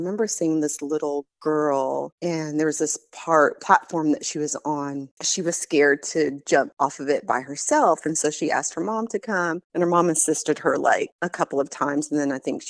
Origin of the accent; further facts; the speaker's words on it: Southern California, United States; moved away as an adult; also born or lived in Bloomington, Illinois; now in Murfreesboro, United States; We left Illinois when I was about four, and my youngest brother at the time was three. And we moved to Southern California, spent about 20 years there